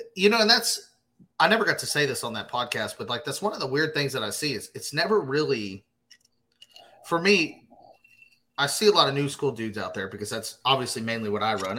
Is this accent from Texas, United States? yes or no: yes; Glen Rose, Texas, United States; now in Fort Worth, United States; that's that's my hometown essentially. I mean, that's that's where I grew up